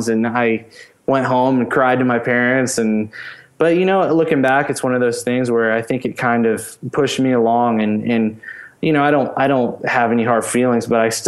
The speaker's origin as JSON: {"language": "English", "town": "Pensacola", "region": "Florida", "country": "United States", "tie": "born or raised there", "said": "I grew up in Pensacola, Florida."}